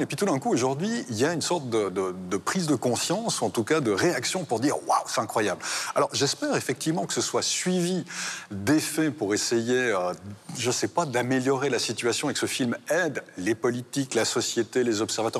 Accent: Switzerland; en tant que Suisse

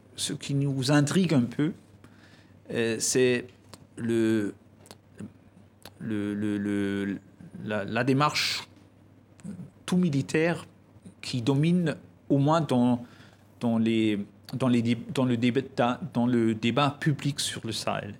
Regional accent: Germany; chez nous en Allemagne

